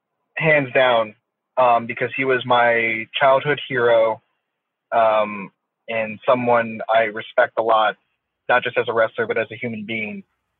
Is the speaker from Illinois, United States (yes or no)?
no; Florida, United States; I'm from Florida. I'm from Florida